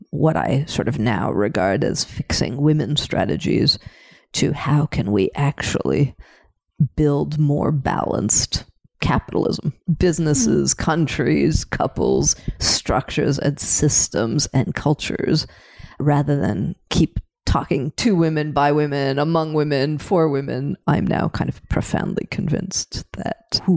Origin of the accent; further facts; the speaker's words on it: Canada; moved away as an adult; also born or lived in Paris, France; now in Europe; I was born in Canada, I re-immigrated back at age 20 and have never really left